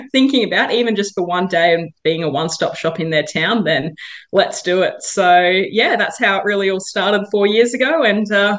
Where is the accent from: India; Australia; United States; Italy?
Australia; Brisbane, Queensland; moved away; we're both Queenslanders originally. So I grew up in Brisbane